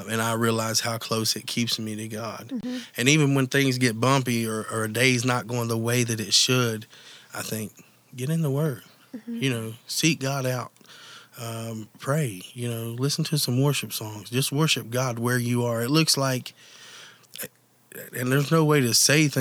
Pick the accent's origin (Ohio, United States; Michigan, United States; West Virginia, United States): West Virginia, United States; Mingo County; also born or lived in Nitro, West Virginia; I'm originally from Mingo County